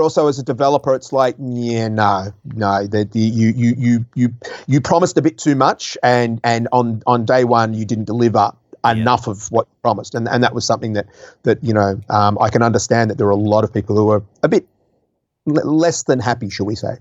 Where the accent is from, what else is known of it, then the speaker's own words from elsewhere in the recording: Australia; also born or lived in Guildford, England; I've actually got both passports. So I, I, I have spent my entire life from the age of two months old in Australia